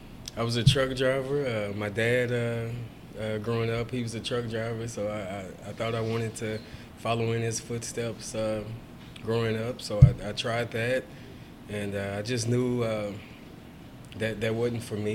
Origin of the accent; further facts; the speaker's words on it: Houston, Texas, United States; I'm born and raised in Houston